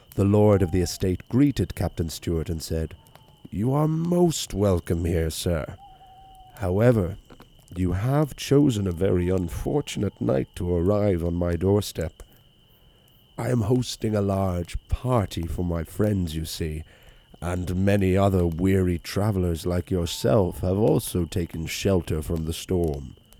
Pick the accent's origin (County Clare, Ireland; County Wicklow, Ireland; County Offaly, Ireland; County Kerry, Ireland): County Wicklow, Ireland; Wicklow; it's a pub in my hometown that serves as a B and B as well, um, the Bridge Tavern